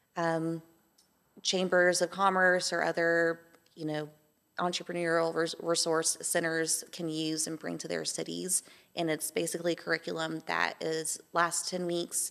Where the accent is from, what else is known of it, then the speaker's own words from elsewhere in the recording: Amarillo, Texas, United States; also born or lived in Atlanta, Georgia; now in Johnson City, United States; I'm Texan, um, was born in, um, Amarillo, Texas, um, raised with flat land, desert climate